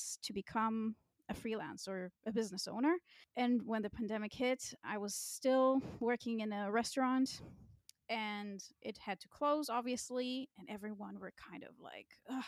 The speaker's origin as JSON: {"language": "English", "country": "Israel", "tie": "born or raised there", "moved": "as an adult", "lives_now": "Berlin, Germany", "said": "I grew up in Israel"}